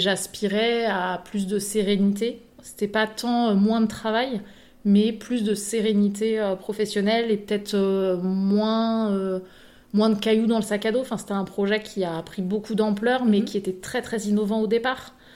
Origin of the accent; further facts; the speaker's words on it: Mantes-la-Ville, Île-de-France, France; now in Bordeaux area, France; je viens de Mantes-la-Ville euh, dans le 78